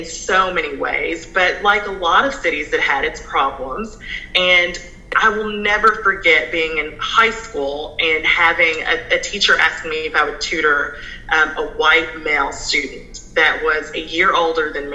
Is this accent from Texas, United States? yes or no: yes; San Antonio, Texas, United States; moved away; also born or lived in California / Cynthiana, Kentucky; we moved to Texas, San Antonio, Texas, where my mom's family is from. My mom was born and raised there. And so when I lived in Texas, I grew up in a mostly white and Hispanic school.